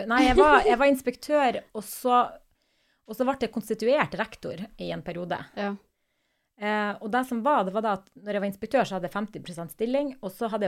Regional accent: Nordland, Norway; Jeg er fra Nordland.

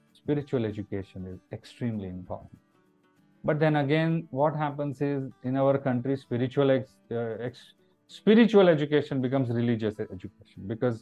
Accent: India; also born or lived in Mumbai, India; an Indian citizen

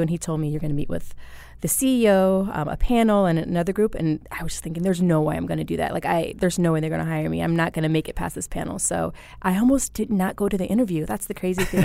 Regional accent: Phoenix, Arizona, United States; also born or lived in Pine Bluff, Arkansas; I wasn't born in Phoenix, but I've lived here since I was, like, in fourth grade. So, I grew up in Phoenix

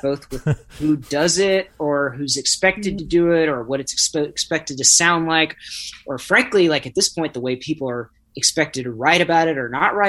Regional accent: Nashville, Tennessee, United States; growing up in Nashville

